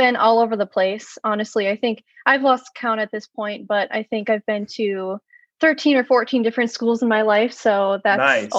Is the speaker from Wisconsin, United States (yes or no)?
yes; Sheboygan, Wisconsin, United States; also born or lived in Chandler, Arizona / South Florida; So I grew up mostly in Sheboygan, Wisconsin. So I'm a Midwest girl.